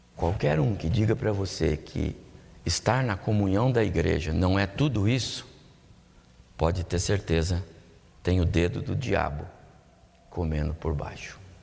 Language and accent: Portuguese; São José dos Campos, São Paulo, Brazil; eu me lembro da minha infância, lá na Vila Maria, aqui em São José dos Campos mesmo